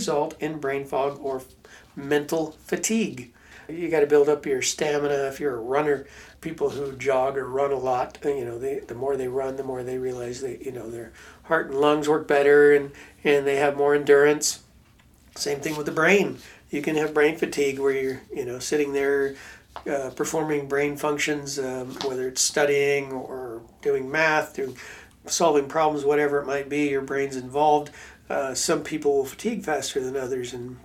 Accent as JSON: {"language": "English", "region": "Pacific Northwest", "country": "United States", "tie": "born or raised there", "said": "I grew up in Pacific Northwest in Washington and Oregon on the West Coast"}